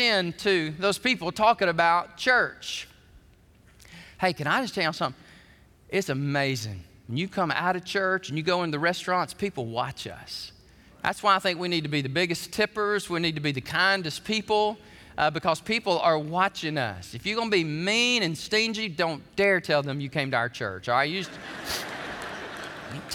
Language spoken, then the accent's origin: English; Alabama, United States; When I was a kid growing up in Alabama